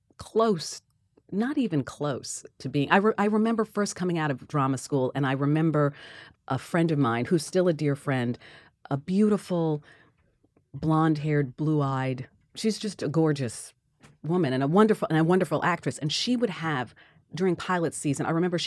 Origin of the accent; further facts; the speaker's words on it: Queens, New York, United States; And so I was born actually in Queens, and my aunt Millie owned an a house there.